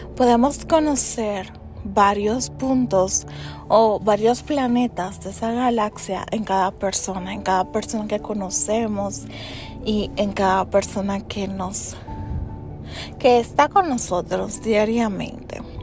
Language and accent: Spanish; United States; soy de origen dominicano. Nací en, Estados Unidos. Vivo actualmente en los Estados Unidos.